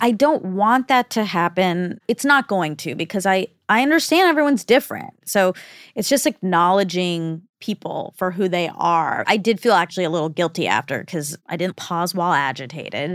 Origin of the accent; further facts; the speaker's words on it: United States; also born or lived in India (ancestry); I'm both American and Indian.